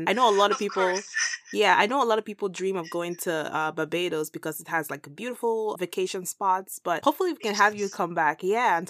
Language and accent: English; Nigeria; I'm from Nigeria